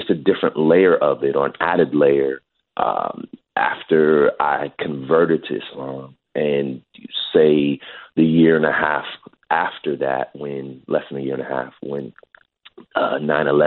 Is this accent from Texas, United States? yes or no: no; Hayward, California, United States; I grew up in the Bay Area.